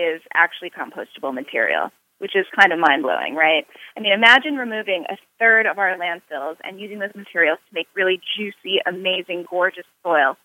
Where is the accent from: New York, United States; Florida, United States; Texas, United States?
New York, United States; New York City; I was born in New York City